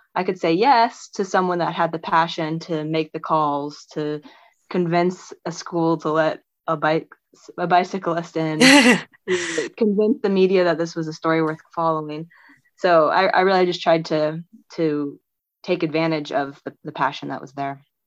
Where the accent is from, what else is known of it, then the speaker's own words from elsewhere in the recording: on the Missouri River, United States; I grew up on the Missouri River um, near Can- near Kansas City